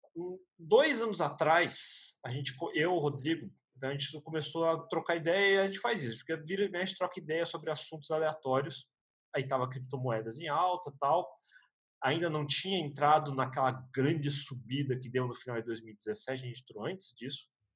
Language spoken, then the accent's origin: Portuguese; Brazil; eu sou japonês no Brasil